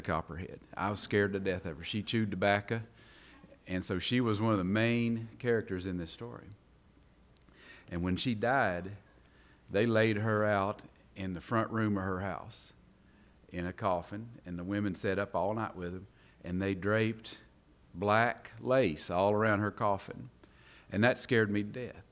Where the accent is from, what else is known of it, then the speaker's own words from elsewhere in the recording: Eastern Kentucky, United States; also born or lived in Daviess County, Kentucky; I am from Eastern Kentucky, but I was born right here in Davis County